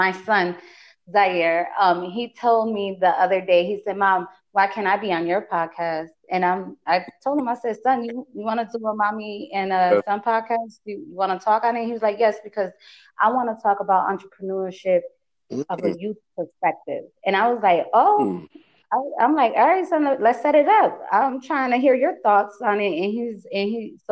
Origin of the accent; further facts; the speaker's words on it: Bridgeport, Connecticut, United States; we come from Bridgeport, Connecticut.